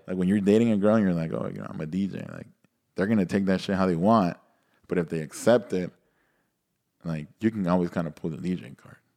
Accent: Nicaragua; moved away; also born or lived in Miami, United States; I grew up, went to high school in Nicaragua, I mean, all school

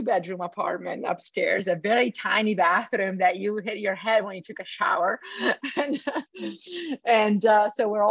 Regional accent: Veneto, Italy; moved away as an adult; also born or lived in Padua; I grew up in a very small town in Italy

